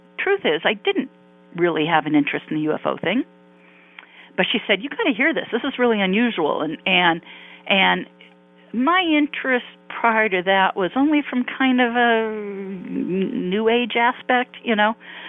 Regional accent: Palos Verdes, California, United States; also born or lived in Santa Monica, California / Irvine, California; now in Newport Beach, United States; I grew up in Southern California. In Palos Verdes, to be exact, which is where I was born in Santa Monica. But as a child, I was born in Santa Monica. We lived in Palos Verdes.

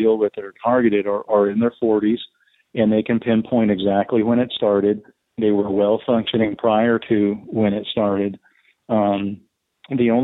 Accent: Texas, United States; I'm from Texas, born and raised, still live in the state of Texas.

